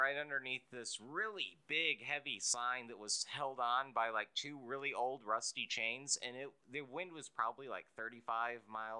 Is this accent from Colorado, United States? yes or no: no; Spring, Texas, United States; Old Town Spring.